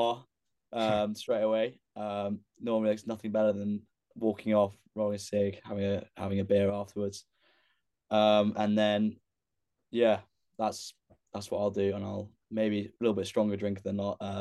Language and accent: English; Northamptonshire, East Midlands, United Kingdom; I'm from Northants